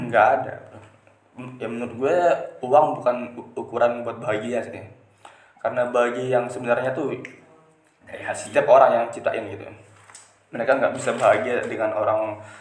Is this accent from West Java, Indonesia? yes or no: no; Lombok, West Nusa Tenggara, Indonesia; Lahir di daerah Lombok, uh, asli Lombok